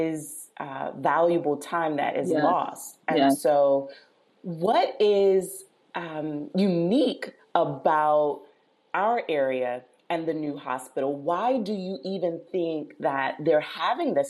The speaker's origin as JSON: {"language": "English", "region": "North Carolina", "country": "United States", "moved": "as an adult", "lives_now": "Prince George's County, United States", "said": "I'm from North Carolina"}